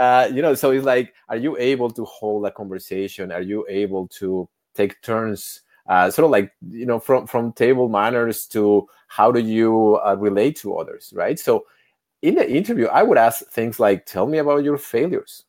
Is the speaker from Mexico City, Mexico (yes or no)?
yes; Mexico City, Mexico; moved away as an adult; also born or lived in United States; now in Canada; I was born, eh, as a privileged kid in Mexico City